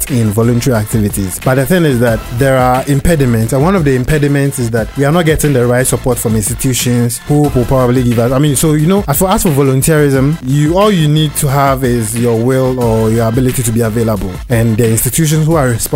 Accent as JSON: {"language": "English", "town": "Takoradi", "region": "Western Region", "country": "Ghana", "tie": "born or raised there", "also_born_or_lived": "Kumasi / Bibiani / Cape Coast", "said": "I grew up in Takoradi. I schooled in Takoradi, but I started my education somewhere in Kumasi and then Bibiani"}